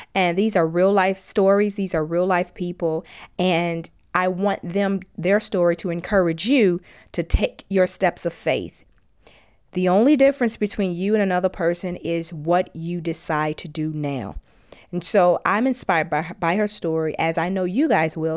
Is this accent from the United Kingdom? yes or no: no; Gary, Indiana, United States; my hometown, Gary, Indiana